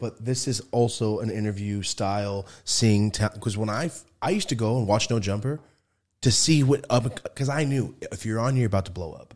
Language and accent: English; Merced, California, United States; now in Los Angeles, United States; I'm from Merced, like, the real shit town right there